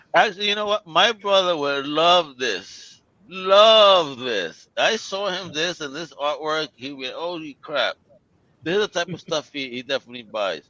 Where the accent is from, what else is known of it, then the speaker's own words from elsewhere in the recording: United States; I'm American.